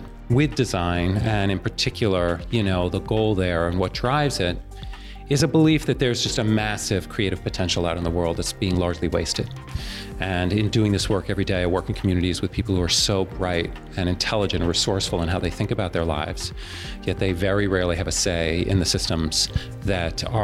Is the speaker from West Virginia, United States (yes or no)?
no; New York, United States; growing up in New York